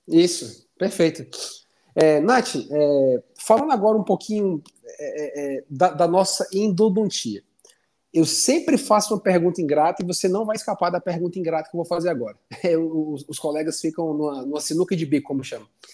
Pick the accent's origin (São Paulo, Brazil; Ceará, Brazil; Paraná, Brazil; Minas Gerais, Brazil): Ceará, Brazil; Fortaleza; now in Curitiba, Brazil; lá para minha terra, para Fortaleza